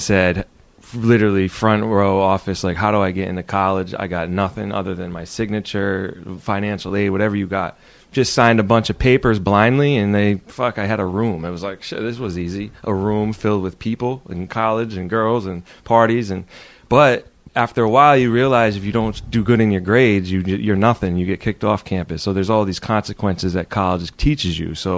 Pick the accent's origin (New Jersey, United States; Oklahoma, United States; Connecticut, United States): Connecticut, United States; moved away as an adult; now in Boston, United States; I grew up in Connecticut